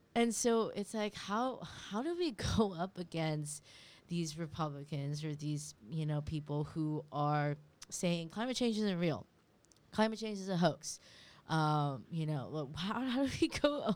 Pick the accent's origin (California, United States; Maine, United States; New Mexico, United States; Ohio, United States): California, United States; now in New York, United States; My mom's a refugee, and I grew up in California